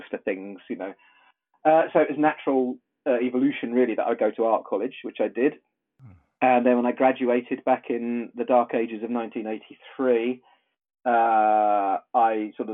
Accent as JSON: {"language": "English", "region": "South East England", "country": "United Kingdom", "also_born_or_lived": "Horley, England", "said": "I'm from the UK. I'm from south of England."}